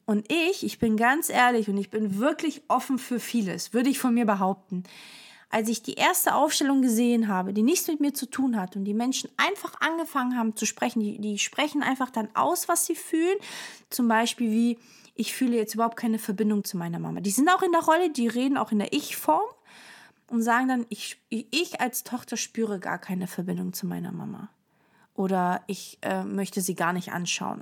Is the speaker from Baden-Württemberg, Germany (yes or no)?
yes; Stuttgart, Baden-Württemberg, Germany; also born or lived in Portugal; wir kommen ursprünglich aus Portugal. Ich habe eine Schwester, sie ist älter als ich und ähm, genau. Und ich bin vier gewesen, als wir nach äh, Stuttgart sozusagen sind